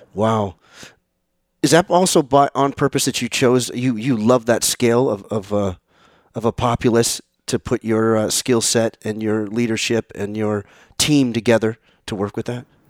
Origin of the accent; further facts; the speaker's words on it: San Mateo, California, United States; I'm from San Mateo, California. Grew up in San Mateo.